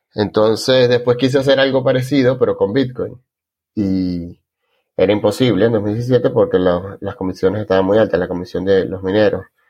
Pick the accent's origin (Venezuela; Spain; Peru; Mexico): Venezuela; moved away as an adult; now in Argentina; me fui de Venezuela en 2015